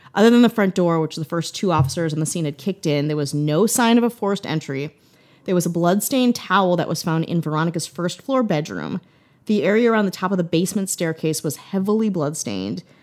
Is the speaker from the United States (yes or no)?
yes; United States; as an American